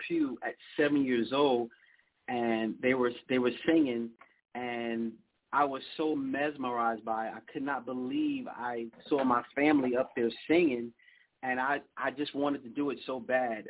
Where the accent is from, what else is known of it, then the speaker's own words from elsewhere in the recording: New York City, New York, United States; now in Texas, United States; Born and raised, Brooklyn, New York.